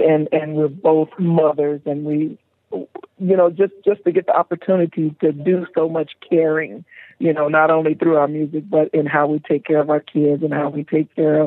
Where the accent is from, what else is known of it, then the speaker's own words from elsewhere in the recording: Oklahoma, United States; I'm from Oklahoma